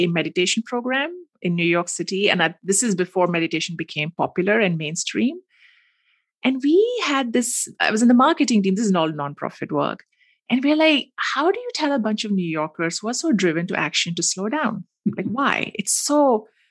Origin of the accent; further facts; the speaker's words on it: Mumbai, Maharashtra, India; I grew up in Mumbai, which is a mm-hmm. big city